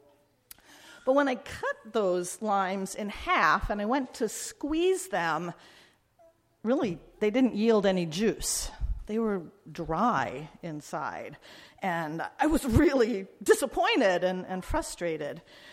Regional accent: Midwest, United States; I grew up in the Midwest

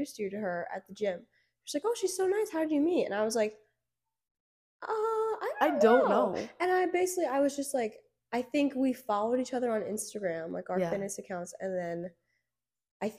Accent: Byron, New Jersey, United States; I'm from Byron, New Jersey

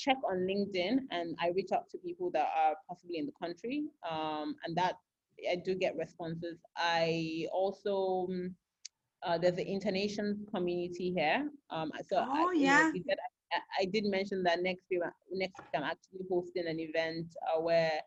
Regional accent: Lagos, Nigeria; moved away as an adult; also born or lived in Ghana / Spain / Benin Republic; now in Monrovia, Liberia; I'm from Lagos and I live in Lagos

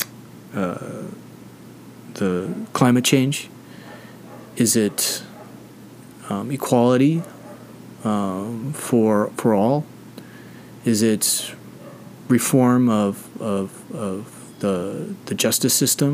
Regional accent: United States; I'm an American

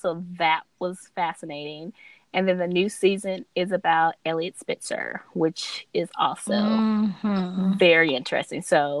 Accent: California, United States; I came from California with my press and curl

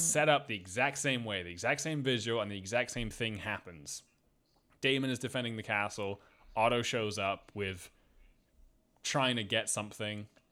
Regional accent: Scotland, United Kingdom; I was raised in Scotland

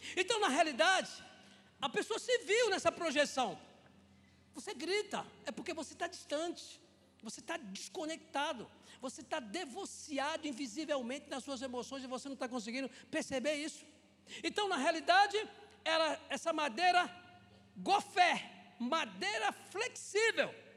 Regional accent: Rio de Janeiro, Brazil; sou do Rio

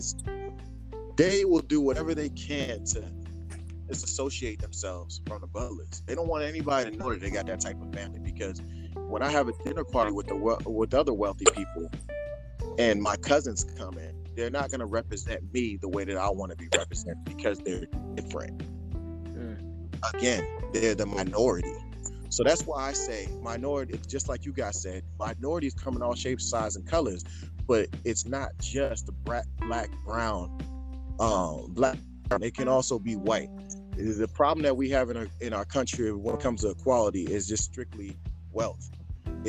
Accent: United States; also born or lived in Sierra Leone; I'm African. I grew up in America since I was 1 year old, but I'm African

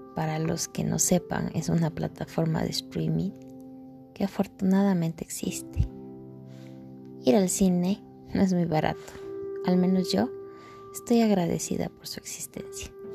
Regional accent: Ecuador; Soy ecuatoriana, Vivo en el Ecuador

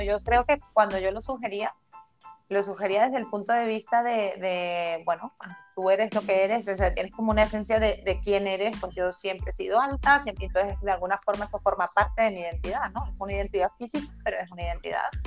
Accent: La Guaira, Venezuela; now in Spain; soy venezolana, yo nací allí

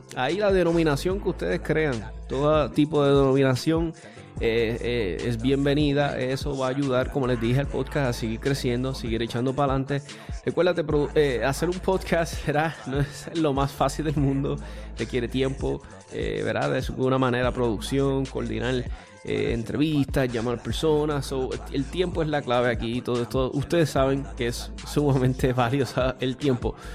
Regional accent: Puerto Rico

